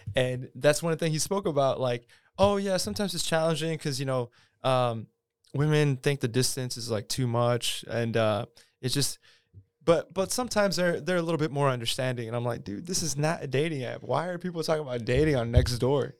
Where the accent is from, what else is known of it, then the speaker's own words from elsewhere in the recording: Houston, Texas, United States; now in Austin, United States; I grew up in Houston, too